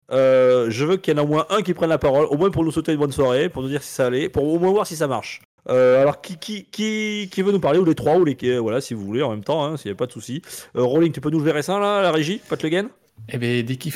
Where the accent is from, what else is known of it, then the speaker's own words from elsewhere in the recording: Marseille, Provence-Alpes-Côte d'Azur, France; now in Grenoble, France; j'habite Grenoble, mais je suis originaire de Marseille.